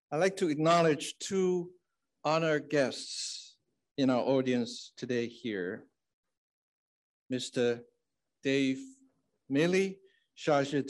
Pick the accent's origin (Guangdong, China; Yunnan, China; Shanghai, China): Shanghai, China; I was a young student at a school a few blocks from Jinjiang Hotel, where the Shanghai communique was signed.